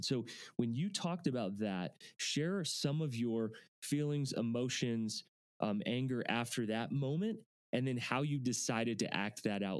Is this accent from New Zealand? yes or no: no; Charlottesville, Virginia, United States; I actually grew up in Charlottesville